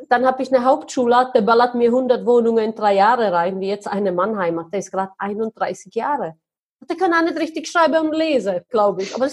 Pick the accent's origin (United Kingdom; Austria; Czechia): Czechia; German is a second language; So, aber ich komme tatsächlich aus Tschechien. Ich komme aus einer mega, mega armen Familie.